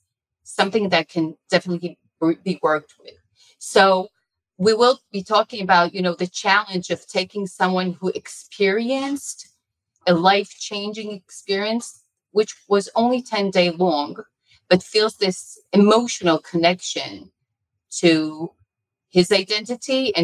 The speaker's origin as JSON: {"language": "English", "country": "Israel", "tie": "born or raised there", "also_born_or_lived": "United States", "said": "I was born in the United States of America. My parents are Israelis. My father got his PhD and postdoctorate in Yale, Princeton. And I grew up in Israel, and all my adult life has been here"}